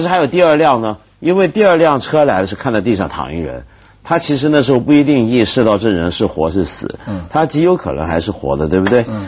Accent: China; 我们中国人

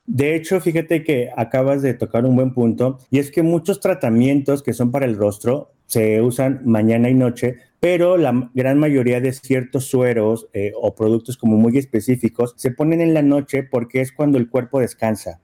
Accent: Poza Rica, Veracruz, Mexico; moved away; yo soy aparte de Veracruz, de Poza Rica, Veracruz

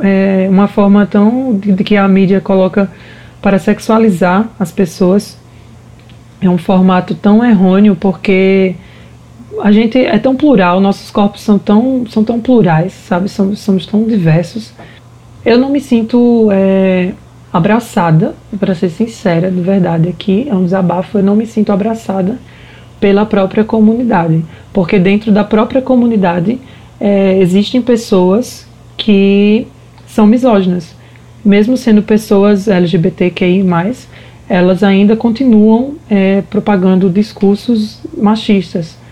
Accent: Paraíba, Brazil; now in Recife, Brazil; sou paraibana, né, como falou anteriormente, moro em Recife atualmente

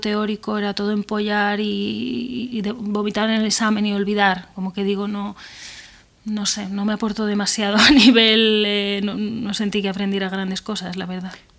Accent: Benavente, Castile and León, Spain; moved away as an adult; now in Madrid, Spain; yo soy de Benavente, un pueblo de Zamora

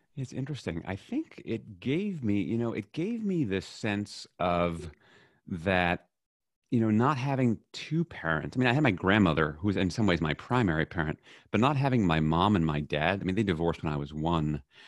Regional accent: New York City, New York, United States; I was raised in New York City

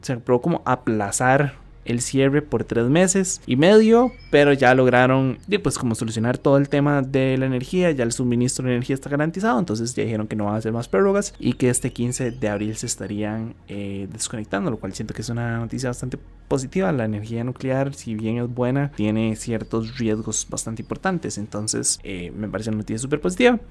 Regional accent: Costa Rica; los ticos

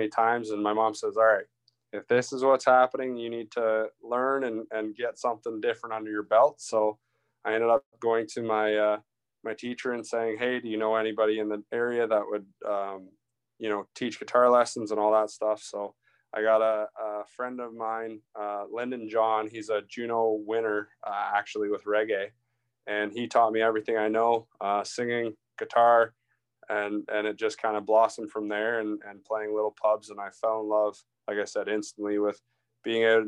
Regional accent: Brussels, Ontario, Canada; now in London, Canada; I born and raised in Brussels, Ontario, which is a little north of London here.

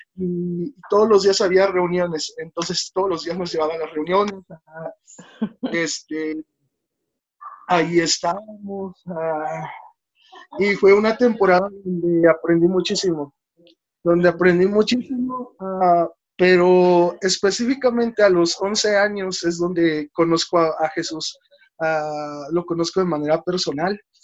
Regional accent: Oluta, Veracruz, Mexico; also born or lived in Toluca area, State of Mexico; now in Toluca, Mexico; yo nací en Veracruz, um, específicamente en Oluta, Veracruz

